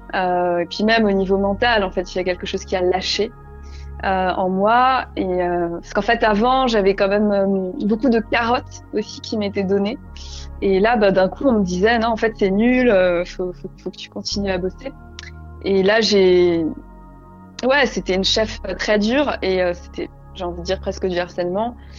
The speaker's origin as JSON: {"language": "French", "area": "Alsace", "region": "Grand Est", "country": "France", "tie": "born or raised there", "also_born_or_lived": "Paris", "moved": "as an adult", "said": "la maison où j'ai grandi en Alsace"}